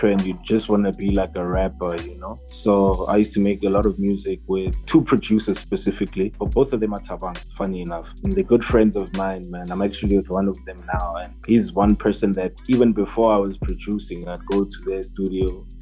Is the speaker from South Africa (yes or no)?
yes; South Africa; being South African